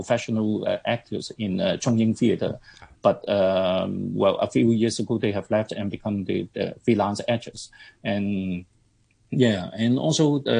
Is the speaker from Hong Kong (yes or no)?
yes; Hong Kong; we, as a Hong Konger